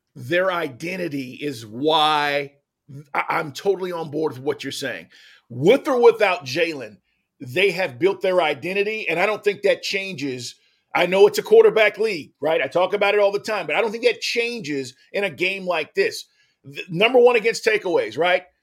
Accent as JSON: {"language": "English", "region": "Texas", "country": "United States", "tie": "born or raised there", "said": "as a kid, you know, growing up, uh, I'm from Texas"}